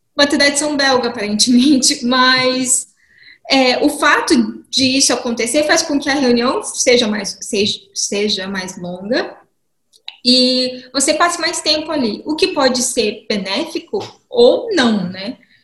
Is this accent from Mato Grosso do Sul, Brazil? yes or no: yes; Dourados, Mato Grosso do Sul, Brazil; moved away as an adult; also born or lived in Campo Grande, Brazil; now in Brussels, Belgium; eu sou nascida e crescida em Dourados, Mato Grosso do Sul